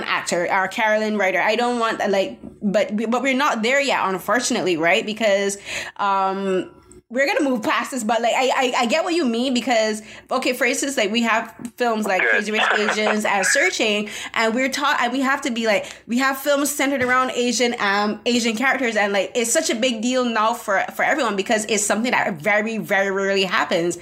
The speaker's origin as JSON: {"language": "English", "country": "Barbados", "first_language": "English", "moved": "yes", "lives_now": "Canada", "said": "I'm from Barbados"}